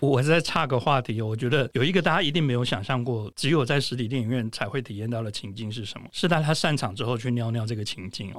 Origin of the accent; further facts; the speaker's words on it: Tainan, Taiwan; 我在台南长大